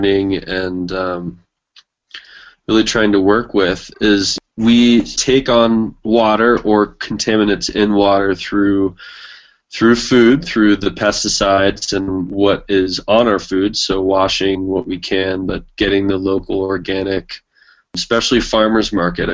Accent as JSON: {"language": "English", "town": "Carmel", "region": "California", "country": "United States", "tie": "born or raised there", "moved": "yes", "lives_now": "New Mexico, United States", "said": "I grew up in Carmel, Monterey, California"}